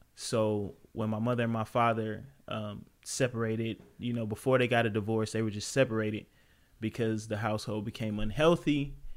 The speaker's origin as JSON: {"language": "English", "town": "Los Angeles", "region": "California", "country": "United States", "tie": "born or raised there", "also_born_or_lived": "Compton", "said": "I come from South Central Los Angeles"}